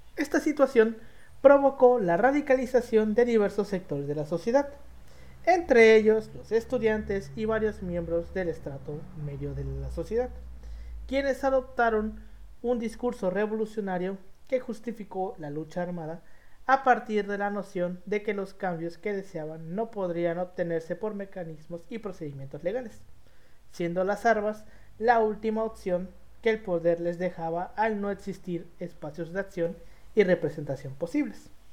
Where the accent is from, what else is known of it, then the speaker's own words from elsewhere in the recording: Mexico; somos mexicanos